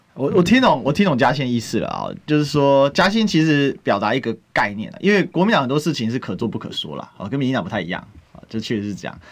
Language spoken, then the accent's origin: Chinese; Taiwan; 我们台湾话